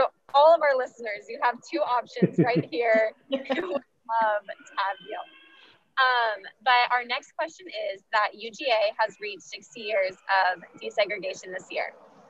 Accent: Texas, United States; moved away; I'm actually from Texas, so I'm not from Georgia.

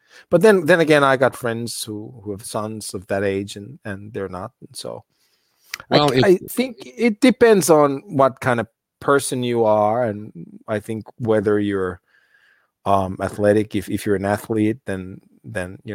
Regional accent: United States; moved away; I grew up in the States. I know the cultural difference well

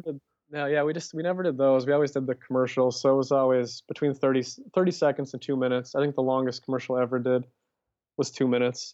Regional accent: Minnesota, United States; moved away as an adult; I ended up moving back to Minnesota

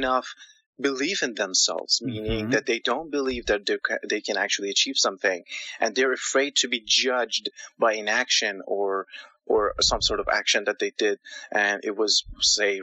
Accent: India; also born or lived in Canada; now in Toronto, Canada; Originally, I'm from India.

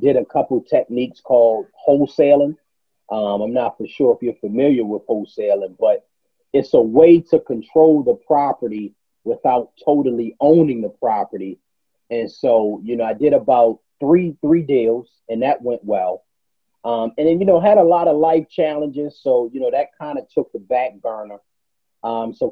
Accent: Baltimore, Maryland, United States; moved away as an adult; also born or lived in Tulsa, Oklahoma; I grew up in Baltimore, Maryland

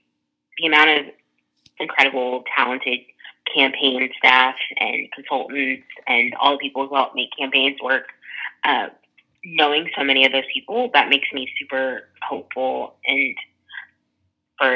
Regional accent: Texas, United States; Texas, like my home state

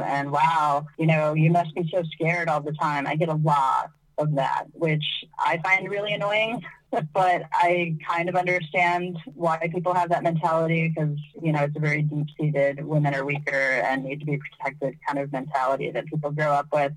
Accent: United States; moved away; my home country, which is the U.S.

